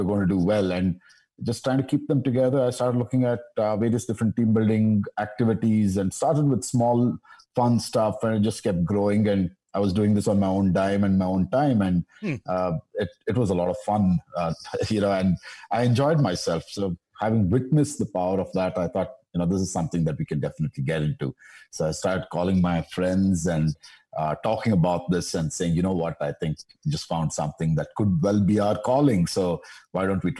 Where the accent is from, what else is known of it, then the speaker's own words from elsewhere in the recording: Bangalore, Karnataka, India; I'm from Bangalore